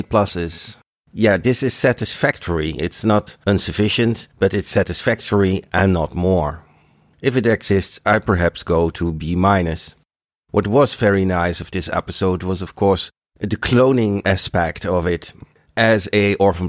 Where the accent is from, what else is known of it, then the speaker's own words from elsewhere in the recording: Rotterdam, South Holland, Netherlands; Rotterdam is in the Netherlands, it's my hometown, and it's not in Denmark nor in Germany